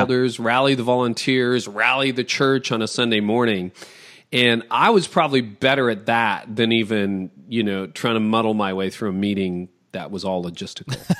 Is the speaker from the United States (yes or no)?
no; Toronto, Ontario, Canada; I'm from Toronto